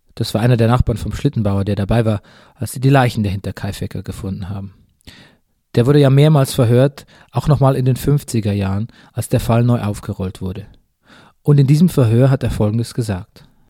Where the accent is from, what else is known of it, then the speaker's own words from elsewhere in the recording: Bavaria, Germany; meiner Heimat Bayern